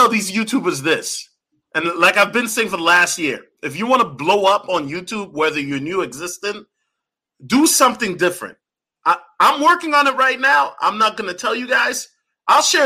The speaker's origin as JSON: {"language": "English", "town": "Minneapolis", "region": "Minnesota", "country": "United States", "said": "I'm from Minneapolis"}